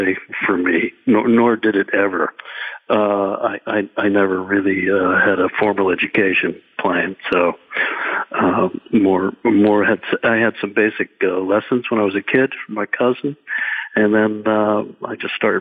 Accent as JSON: {"language": "English", "town": "Belmont", "region": "Massachusetts", "country": "United States", "tie": "born or raised there", "said": "I grew up in Belmont, Massachusetts, which is a little burb just outside of Boston, about 10, 12 miles"}